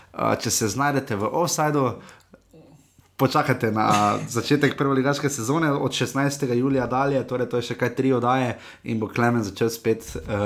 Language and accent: Slovenian; Slovenia